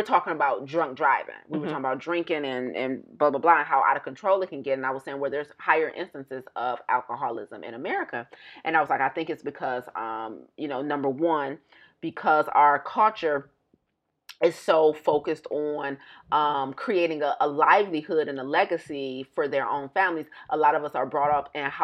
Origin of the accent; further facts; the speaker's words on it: United States; moved away; I'm still American